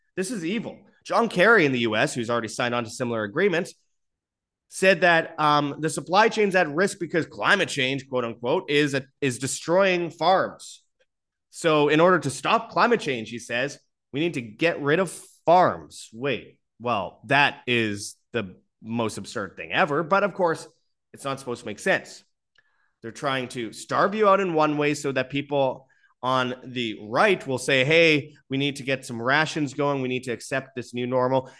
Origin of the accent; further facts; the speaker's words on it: Winnipeg, Manitoba, Canada; right below Winnipeg, Canada, my hometown